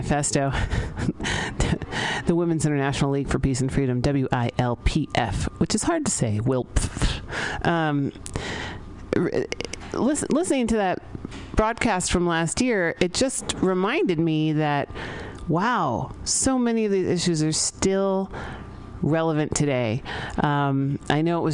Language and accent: English; San Francisco, California, United States; I grew up here in San Francisco, and not that old. I'm pretty young, actually. I grew up here in the 80s, born in the early 80s.